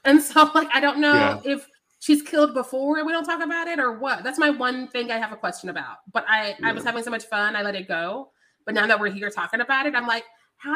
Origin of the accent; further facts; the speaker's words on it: Missouri, United States; I am from Missouri